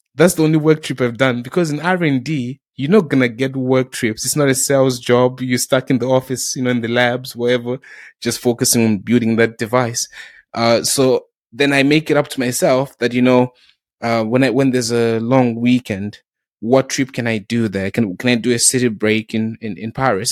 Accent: South Africa; also born or lived in Zimbabwe; now in United Kingdom; growing up in South Africa

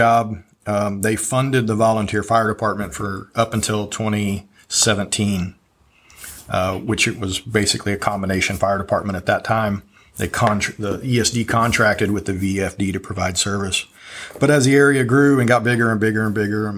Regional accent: East Central area, Texas, United States; also born or lived in Corpus Christi, Texas; I grew up in the East Central area, back around, graduated about 91.

